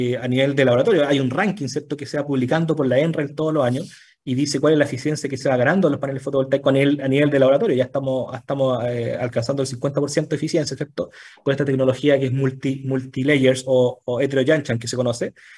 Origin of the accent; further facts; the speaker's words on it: Chile; todos los chilenos